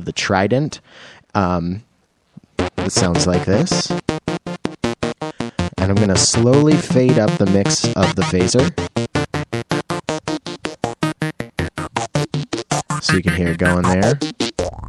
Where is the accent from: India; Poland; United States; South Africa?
United States; Roslyn, Washington; growing up must have been between my little tiny town of Roslyn, Washington